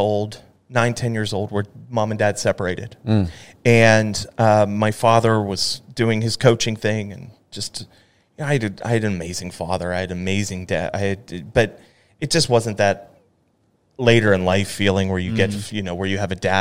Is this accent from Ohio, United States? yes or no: no; Pittsburgh, Pennsylvania, United States; now in Dallas, United States; growing up in Pittsburgh, especially in a football family